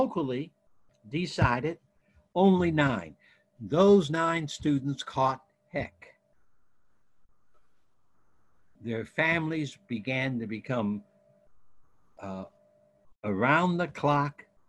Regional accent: Ohio, United States; moved away; I grew up in United Methodist Youth Fellowships in Ohio and Midwest

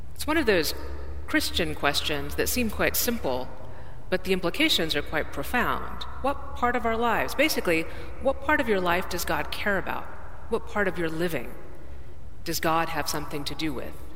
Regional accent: Dallas, Texas, United States; I'm from Dallas, Texas

